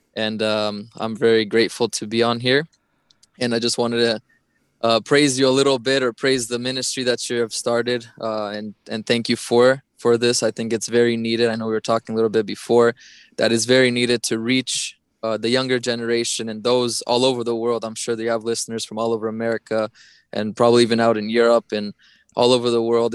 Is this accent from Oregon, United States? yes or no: yes; Portland, Oregon, United States; I grew up in Portland, Oregon, uh, most of my life